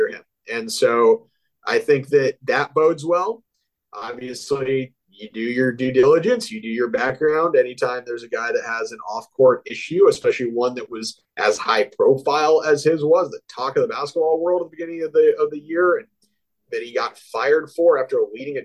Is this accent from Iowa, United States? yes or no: yes; Iowa, United States; also born or lived in Columbia, Missouri; now in Houston, United States; I grew up in Iowa